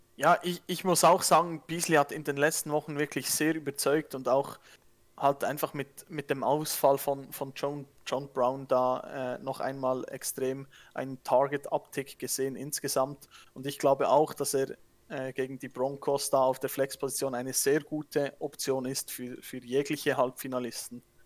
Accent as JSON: {"language": "German", "country": "Switzerland", "accent": "Swiss", "said": "Ich bin am, am Dialekt her, ich bin Schweizer"}